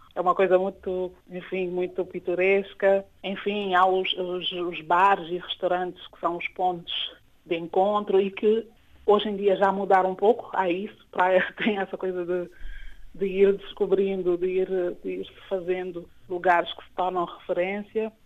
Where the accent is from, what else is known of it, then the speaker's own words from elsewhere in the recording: Praia, Santiago, Cape Verde; vivo aqui na cidade da Praia, eh, que é onde é a cidade onde eu cresci e passei grande parte